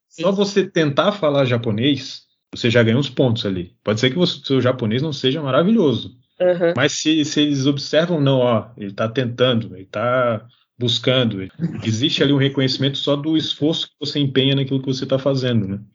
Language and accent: Portuguese; Brazil; also born or lived in Japan; do meu jeito, vamos dizer assim, como brasileiro